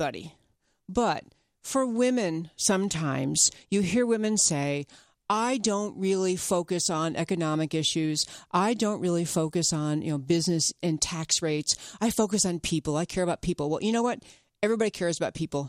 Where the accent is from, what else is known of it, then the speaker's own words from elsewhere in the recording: upstate New York, United States; I grew up in upstate New York